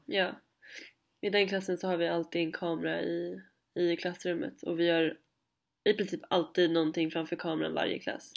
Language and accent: Swedish; Stockholm, Stockholm County, Sweden; moved away; jag kommer från Stockholm